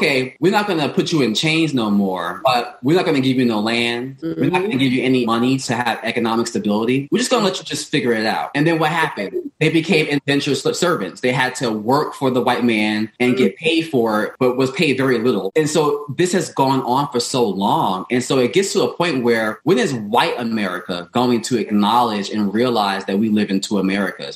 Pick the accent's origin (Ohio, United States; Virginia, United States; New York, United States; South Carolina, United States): New York, United States; New York City; when I went out to in my community, it was mainly us Black people. In Bed-Stuy, it was predominantly Black neighborhood